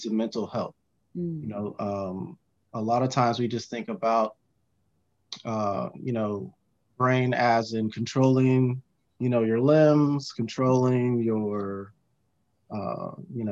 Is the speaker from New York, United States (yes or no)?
no; California, United States; now in North Carolina, United States; I'm originally from California. Moved to North Carolina, where I currently reside